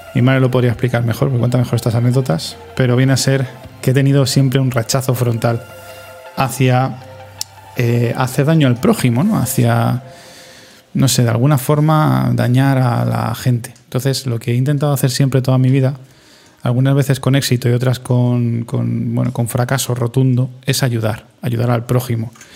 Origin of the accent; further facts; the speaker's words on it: Spain; somos españoles